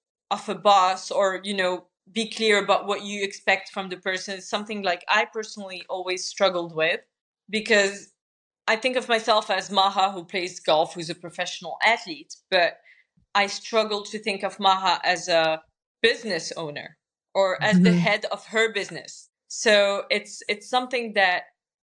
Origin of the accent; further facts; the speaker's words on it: Morocco; I'm from Morocco